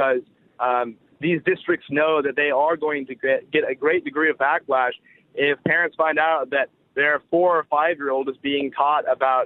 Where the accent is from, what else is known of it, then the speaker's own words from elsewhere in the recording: Silicon Valley, California, United States; moved away as an adult; now in Los Angeles, United States; I grew up in the Silicon Valley, which is obviously a very liberal part of a very liberal state